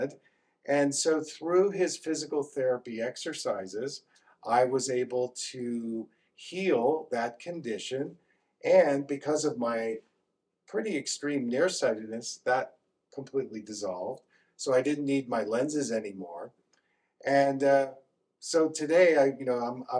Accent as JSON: {"language": "English", "region": "Northeast", "country": "United States", "tie": "born or raised there", "moved": "yes", "said": "I grew up in the Northeast"}